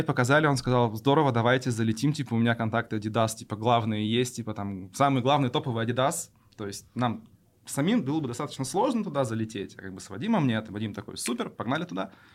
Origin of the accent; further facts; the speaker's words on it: Yoshkar-Ola, Mari El, Russia; moved away as an adult; now in Kazan, Russia; я родом из Ишкаралы